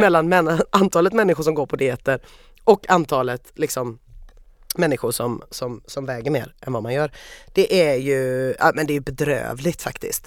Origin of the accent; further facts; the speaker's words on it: Sweden; jag är svensk